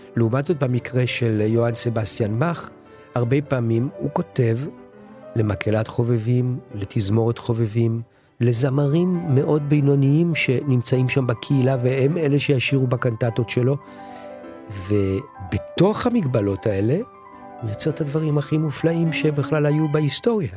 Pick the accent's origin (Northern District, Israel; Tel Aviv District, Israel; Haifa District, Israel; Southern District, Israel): Tel Aviv District, Israel; Tel Aviv; now in Sde Boker, Israel; ואני עצמי נולדתי בתל אביב